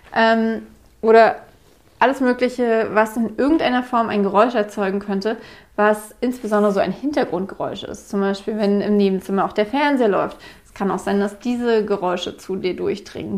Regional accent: Berlin, Germany; Ich war mir als Berlinerin komplett bewusst, dass ich Enden verschlucke

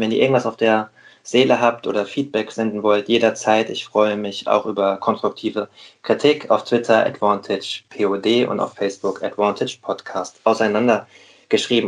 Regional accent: Rheingau, Hesse, Germany; now in Hamburg, Germany; heute mal nicht Moin aus Hamburg, sondern sozusagen Gude aus dem Rheingau. Ich bin gerade in meiner Heimat, in meinem Elternhaus tatsächlich

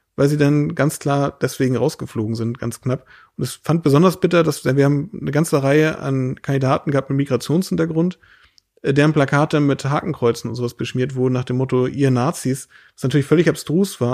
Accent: Lauenburg, Schleswig-Holstein, Germany; wir leben jetzt hier in unserer laumburgischen Heimat äh, bei Hamburg, wo ich herkomme

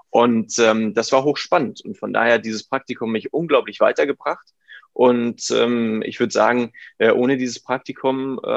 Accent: Hamburg, Germany; also born or lived in United States; Ich bin äh, Hamburger bin hier groß geworden, ähm, habe die Möglichkeit bekommen, äh, in einem coolen Freundeskreis und Umkreis groß zu werden. Ähm, bin äh, in der 11. Klasse in die Staaten gegangen

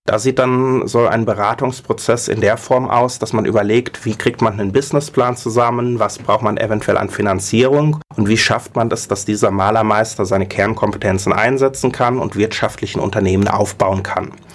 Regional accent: Mainz, Rhineland-Palatinate, Germany; also born or lived in Berlin; eigentlich bin ich Mainzer

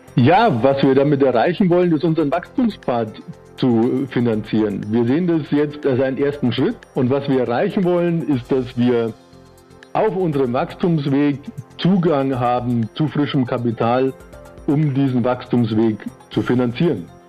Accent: Austria; also born or lived in Vienna; Ich bin Österreicher mit Wohnsitz in Wien

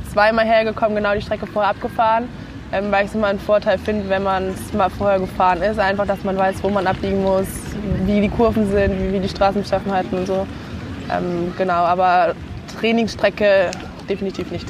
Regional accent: Zirndorf, Bavaria, Germany; ich komme aus Zürndorf, ist ja quasi eigentlich um die Ecke

